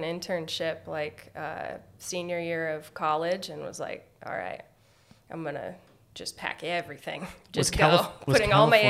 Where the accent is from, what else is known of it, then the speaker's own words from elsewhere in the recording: Des Moines, Iowa, United States; moved away as an adult; also born or lived in California; now in Bellingham, United States; I am from the Midwest. I grew up in Des Moines, Iowa.